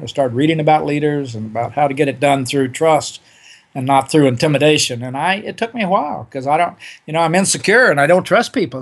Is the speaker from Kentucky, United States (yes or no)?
no; Oklahoma, United States; I grew up in Oklahoma in the forties and fifties